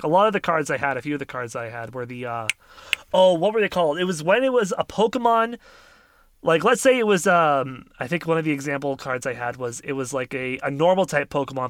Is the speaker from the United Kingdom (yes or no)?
no; Canada; I'm a Canadian, so I haven't eaten McDonald's in a long time.